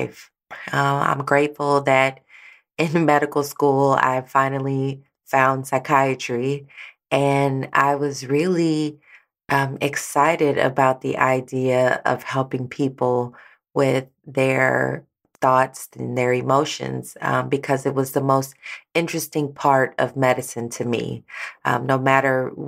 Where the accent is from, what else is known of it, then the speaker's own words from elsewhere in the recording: St. Louis, Missouri, United States; moved away as an adult; also born or lived in Texas; I am from St. Louis, Missouri